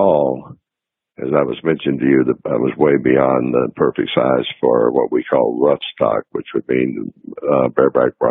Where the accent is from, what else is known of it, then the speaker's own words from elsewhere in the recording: Liberty, Texas, United States; also born or lived in Nashville; we got one radio station in Liberty, Texas, my hometown